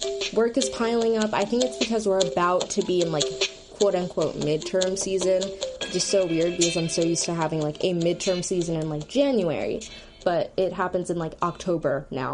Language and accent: English; Philadelphia, Pennsylvania, United States; I'm also from Philly